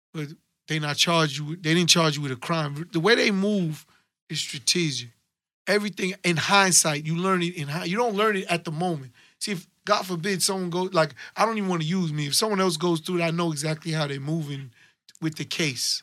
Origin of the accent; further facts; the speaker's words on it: New York City, New York, United States; I'm from Hollis, Queens